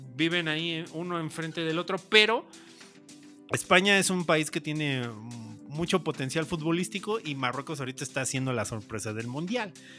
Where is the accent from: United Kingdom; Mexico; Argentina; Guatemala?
Mexico; como mexicanos